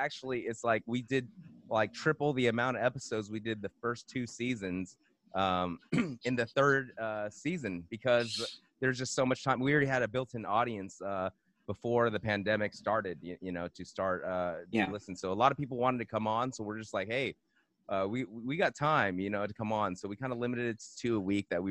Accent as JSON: {"language": "English", "town": "Monterey Park", "region": "California", "country": "United States", "tie": "born or raised there", "said": "I'm from Los Angeles. I'm born, you know, Monterey Park, San Gabriel Valley"}